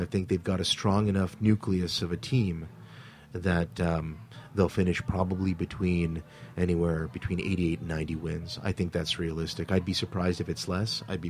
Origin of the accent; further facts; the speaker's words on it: Thornhill, Ontario, Canada; growing up in Toronto, in Thornhill in particular, as someone coming from a background of being both Russian and Jewish and being part of a very multicultural game, a multicultural environment